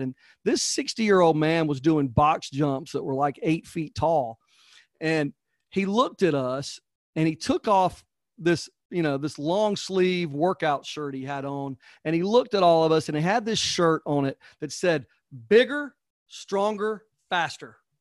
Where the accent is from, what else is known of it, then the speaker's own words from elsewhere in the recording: Georgia, United States; I'm from Georgia